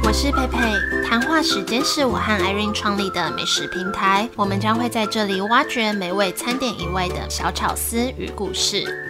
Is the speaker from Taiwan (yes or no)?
yes; Taiwan; 我台湾人